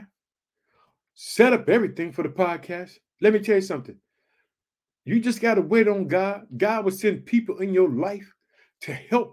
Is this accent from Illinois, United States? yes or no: yes; Illinois, United States; also born or lived in Chicago; In the state of Illinois, which is my home state, thank you, Illinois. I live in the city of Chicago